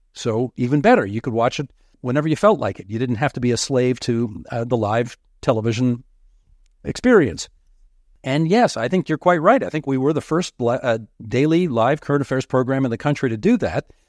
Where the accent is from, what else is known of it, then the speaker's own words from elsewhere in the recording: Southern Ontario, Canada; I had been born and raised in Southern Ontario